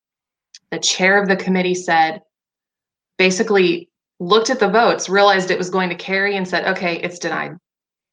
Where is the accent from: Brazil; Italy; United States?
United States; Indiana; moved away; also born or lived in Tennessee; I'm originally from Indiana, and I lived in Tennessee for 5 years too.